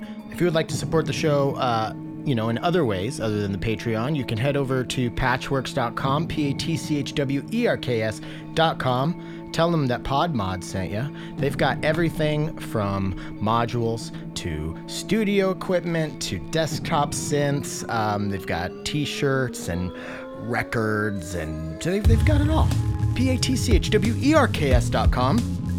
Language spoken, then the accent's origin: English; Washington, United States; I'm being from Washington, Spokane is not a place that I would think of as a synth town